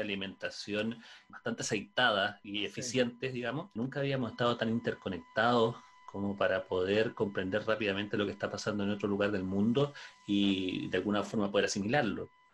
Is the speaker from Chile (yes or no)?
yes; Chile; la cultura del cerdo es algo que hemos heredado también como chilenos